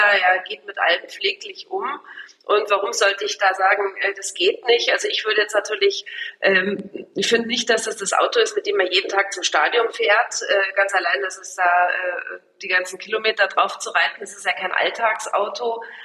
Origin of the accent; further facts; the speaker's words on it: Munich, Bavaria, Germany; ich bin halt, äh, aus München und hab die Firma da oder Grünwald